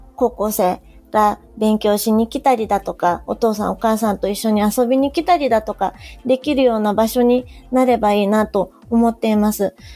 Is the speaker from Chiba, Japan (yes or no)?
no; Yamaguchi, Japan; moved away as an adult; also born or lived in Fukuoka Prefecture; 3年ほど前に県外から山口県に U ターンして戻ってきた